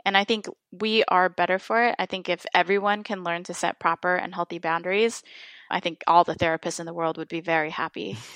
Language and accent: English; Midwest, United States; I was bullied as an Asian American in elementary school for mm. since I grew up in the Midwest.